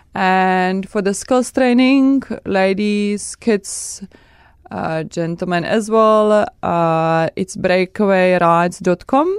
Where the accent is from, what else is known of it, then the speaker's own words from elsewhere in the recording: Czechia; English is a second language; moved away; I come from Czech Republic